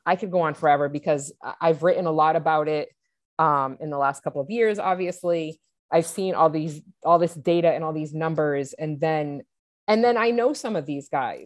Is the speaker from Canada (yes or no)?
no; New England, United States; I was born and raised in New England.